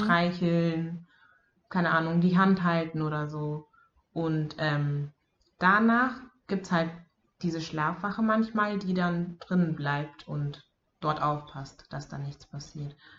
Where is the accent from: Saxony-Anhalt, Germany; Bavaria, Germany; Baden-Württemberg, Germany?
Bavaria, Germany; moved away; ich bin in Bayern aufgewachsen